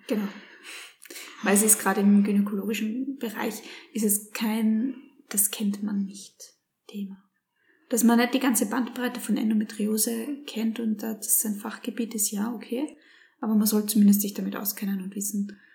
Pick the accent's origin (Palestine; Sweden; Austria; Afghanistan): Austria; Graz, Styria; wir kommen jetzt aus Graz